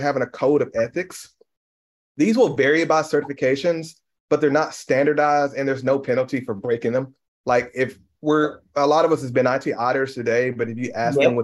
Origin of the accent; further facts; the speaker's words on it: United States; also born or lived in Mississippi / Tennessee; growing up in Mississippi and Tennessee as a young Black man has been extremely challenging